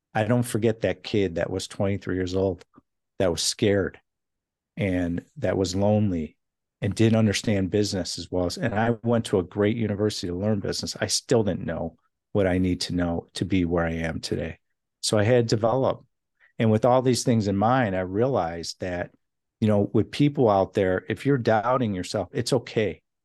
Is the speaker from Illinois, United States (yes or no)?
yes; Chicago, Illinois, United States; now in California, United States; I come from Chicago